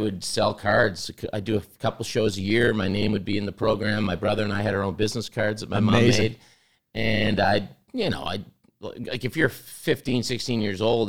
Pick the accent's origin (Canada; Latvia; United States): Canada; Pictou, Nova Scotia; moved away; going to the Hector Arena where I grew up in Pictou